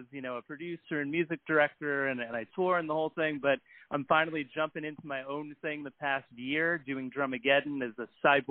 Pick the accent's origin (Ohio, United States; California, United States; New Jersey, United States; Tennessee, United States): New Jersey, United States; now in New York City, United States; I live in the West Village, but I grew up in Jersey, not too far from New York.